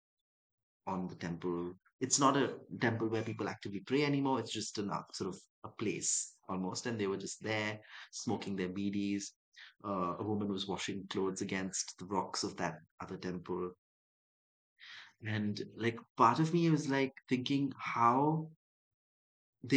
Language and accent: English; Dubai, United Arab Emirates; also born or lived in Chennai, India; now in Mumbai, India; I grew up in Dubai, and I grew up in Dubai and Chennai for a bit